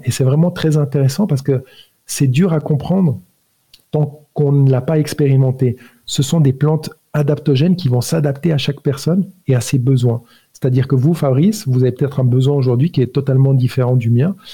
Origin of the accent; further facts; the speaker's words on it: Switzerland; also born or lived in Italy; je suis né italien, homme en Suisse, d'éducation catholique